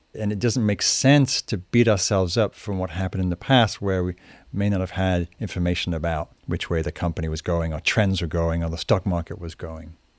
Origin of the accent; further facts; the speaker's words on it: Newcastle upon Tyne, North East England, United Kingdom; moved away; also born or lived in London; I grew up in Northern England, in a place called Newcastle.